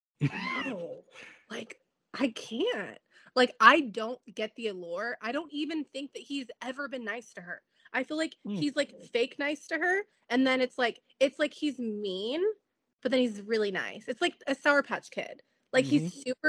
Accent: San Diego, California, United States; that's my hometown

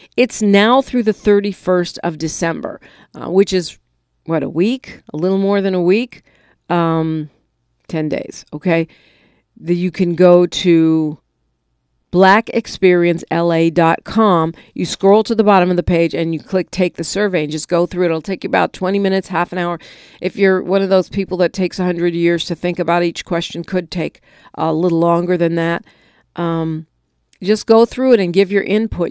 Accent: California, United States; as a Californian, right, a, a resident of the Golden State

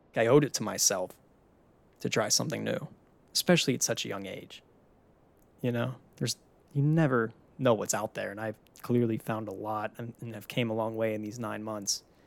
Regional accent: Pittsburgh, Pennsylvania, United States; moved away as an adult; now in Florida, United States

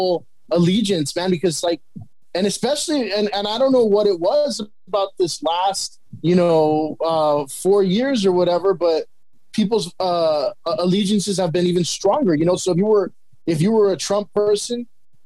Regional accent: El Monte, California, United States; I grew up in a Mexican community. That's what I know. You know, city of Almonte, you know, when I grew up in Almonte

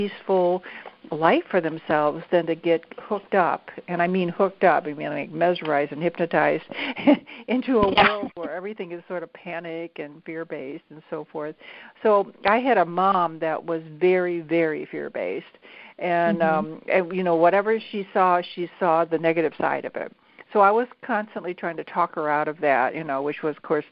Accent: St. Louis, Missouri, United States; was raised in St. Louis

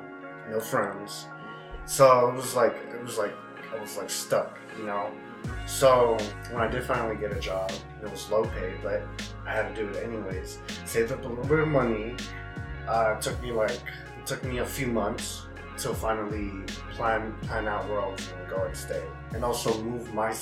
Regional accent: Bay Area, California, United States; moved away; Bay Area is my hometown

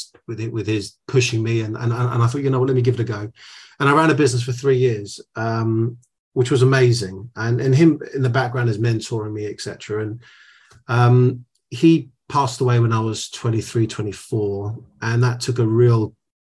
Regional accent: United Kingdom; first generation, born in the UK. I'm a British Greek, as it were. My dad came on a boat

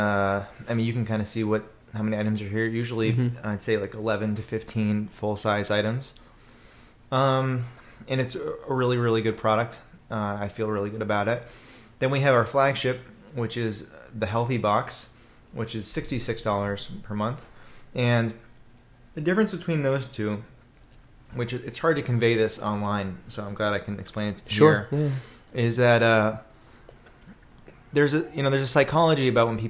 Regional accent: Boca Raton, Florida, United States; also born or lived in Gainesville, Florida / Washington, D.C.; I'm from South Florida, Boca Raton, where we just had the presidential debate, or Del Boca Vista, which was where Seinfeld sent his parents, right? Which is probably a good description of Boca Raton. Grew up there

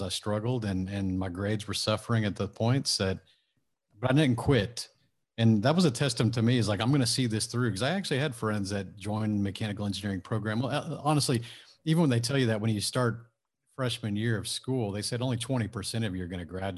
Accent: Houston, Texas, United States; my hometown of Houston

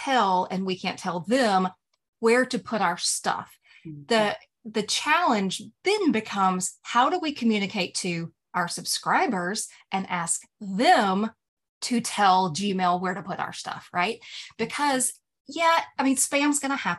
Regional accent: the South, United States; I'm from the South

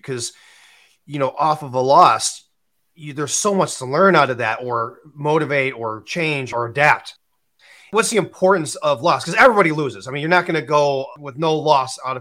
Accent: Illinois, United States; I'm from Illinois

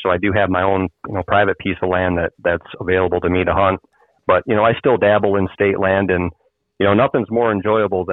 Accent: Muskegon, Michigan, United States; I was born and raised in West Michigan, a little town, Muskegon.

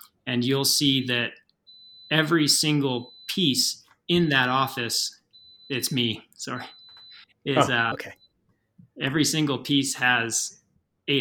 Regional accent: just outside of Portland, Oregon, United States; moved away as an adult; now in Steamboat Springs, United States; my hometown, which is just outside of Portland, Oregon

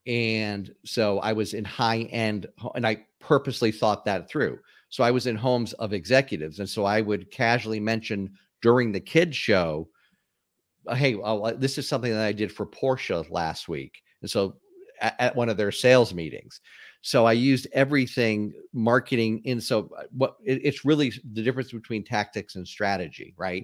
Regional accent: Springfield, Massachusetts, United States; moved away as an adult; also born or lived in Atlanta, Georgia; I was, uh, born and raised in, uh, Springfield, Massachusetts

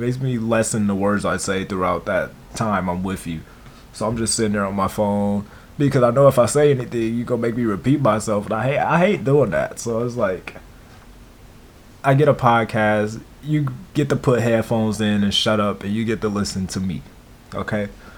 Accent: Milwaukee, Wisconsin, United States; I was born to Teresa Bowens and James Williams in Milwaukee, Wisconsin. I lived in Milwaukee, Wisconsin up until I was 7.

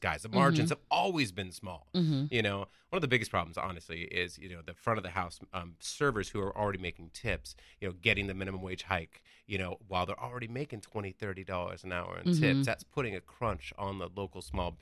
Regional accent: San Diego, California, United States; I was born in San Diego in 1973.

